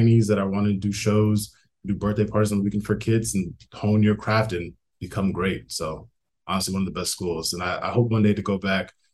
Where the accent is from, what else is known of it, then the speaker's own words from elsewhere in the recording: Minneapolis, Minnesota, United States; moved away as an adult; also born or lived in Baltimore, Maryland; I'm originally from Minneapolis, Minnesota